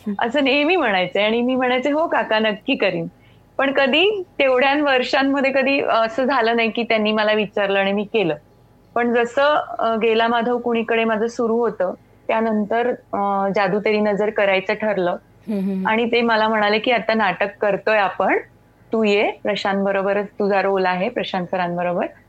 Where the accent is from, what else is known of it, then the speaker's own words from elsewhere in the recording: Goa, India; मी खरं तर कोकणी आहे गोव्याची आहे मी त्यामुळे माझ्या कानावर कोकणी